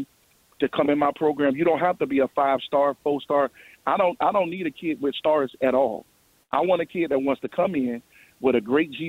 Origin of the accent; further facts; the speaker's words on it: Miami, Florida, United States; I grew up in Miami